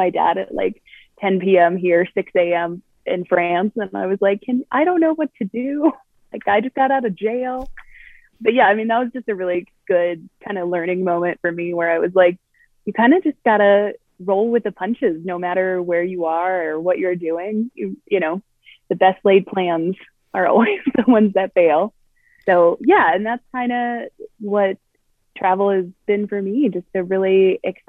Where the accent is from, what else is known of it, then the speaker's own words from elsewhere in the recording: Colorado, United States; I'm from Colorado